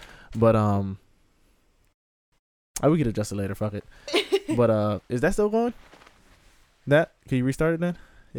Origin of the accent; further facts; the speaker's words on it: Miami, Florida, United States; growing up in Miami in the 90s, like, we had to take the what's called the FCAT, the Florida Comprehension Assessment Test.